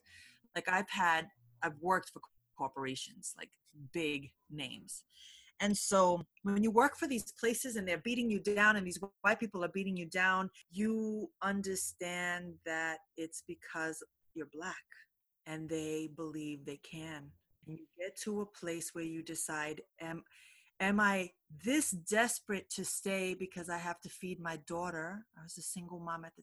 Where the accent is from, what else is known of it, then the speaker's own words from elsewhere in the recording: United States; I was born here.